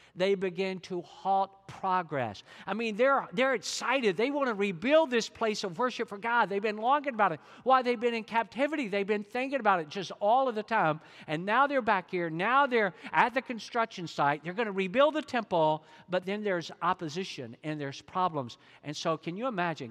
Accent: Georgia, United States; I'm from Georgia, and you think I can't talk quick

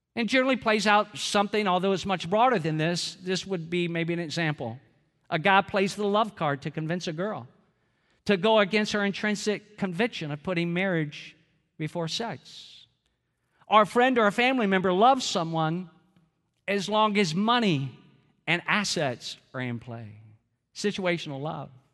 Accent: Georgia, United States; I'm from Georgia

